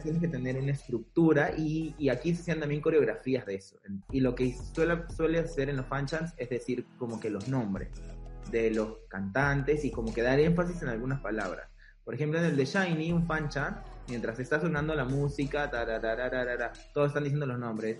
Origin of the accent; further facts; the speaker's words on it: Peru; nosotros también como peruanos